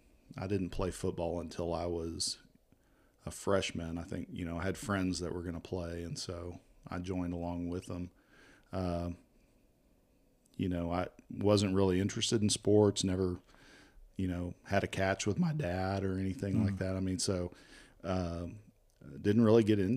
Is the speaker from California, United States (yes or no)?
yes; Bakersfield, California, United States; born there; also born or lived in Tacoma, Washington; So I was born in Bakersfield, California. Kind of moved around a lot.